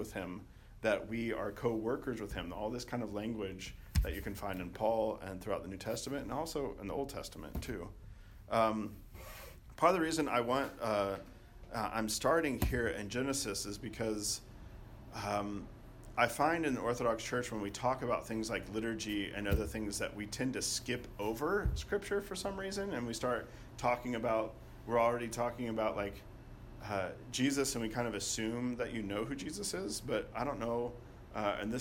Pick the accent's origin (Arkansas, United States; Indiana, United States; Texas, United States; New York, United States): Arkansas, United States; when I was growing up in Arkansas